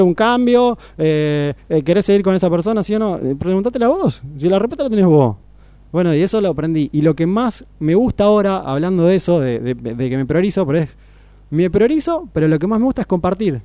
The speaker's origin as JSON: {"language": "Spanish", "town": "Necochea", "region": "Buenos Aires Province", "country": "Argentina", "tie": "born or raised there", "also_born_or_lived": "Mar del Plata", "said": "nací en Buenos Aires, pero me crié en Necochea"}